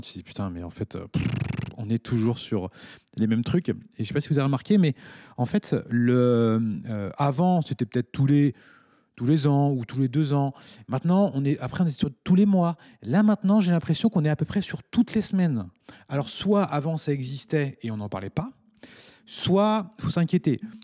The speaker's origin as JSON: {"language": "French", "country": "France", "moved": "yes", "lives_now": "Mauritius", "said": "je suis français"}